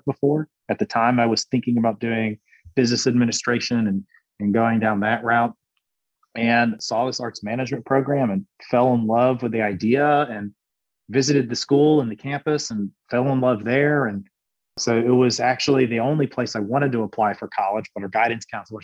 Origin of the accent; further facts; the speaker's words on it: Anderson, South Carolina, United States; also born or lived in Greenville, South Carolina / Charleston, South Carolina; I grew up in Anderson, South Carolina